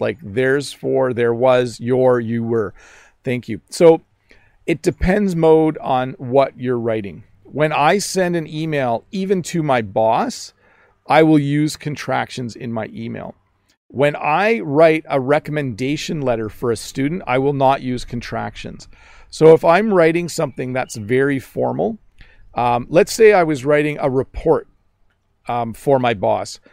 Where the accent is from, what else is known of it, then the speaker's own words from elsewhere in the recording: Canada; accent: Canadian; in my Canadian accent